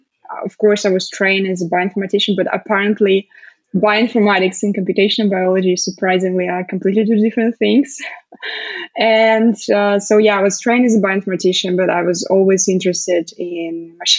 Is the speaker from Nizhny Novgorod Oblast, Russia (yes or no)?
no; Moscow, Russia; also born or lived in United Kingdom; I'm currently in Moscow, in Russia. So back to my hometown